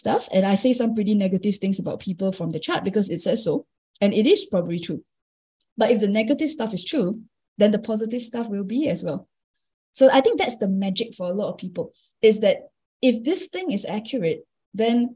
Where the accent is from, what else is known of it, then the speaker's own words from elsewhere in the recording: Singapore; I'm Singaporean. And I think if I'm counting my blessings, I've been lucky enough to be brought up in an English-speaking environment. we're also very modern, very cosmopolitan in Singapore.